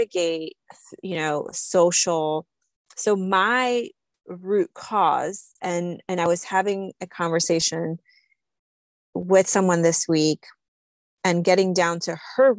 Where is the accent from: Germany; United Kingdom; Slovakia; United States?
Slovakia; moved away; I grew up in Slovakia. We didn't grow up with much